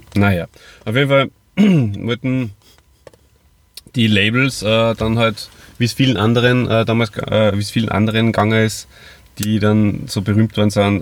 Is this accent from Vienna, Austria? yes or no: no; Hof and Salzburg, Austria; moved away; meine Friends aus meiner alten Heimat, äh, Hof und Salzburg